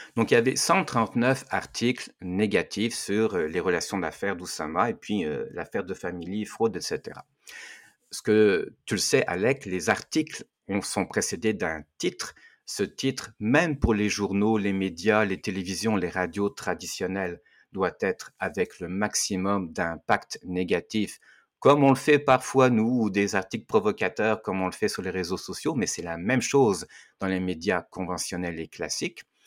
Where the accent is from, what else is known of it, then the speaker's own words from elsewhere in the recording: France; mon pays, puisque je viens de la France